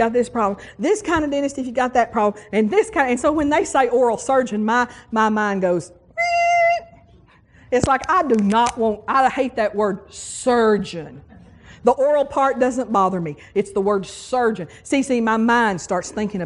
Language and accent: English; West Texas, United States; moved away as an adult; now in Tuscaloosa, United States; I come from West Texas. And I grew up with the same dentist all my life.